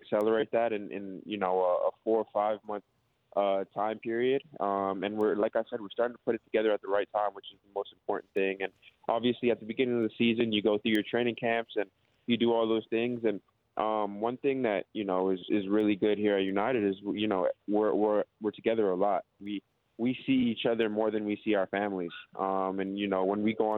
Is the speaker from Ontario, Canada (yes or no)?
yes; Toronto, Ontario, Canada; moved away as an adult; now in Melbourne, Australia; I'm from Toronto, Canada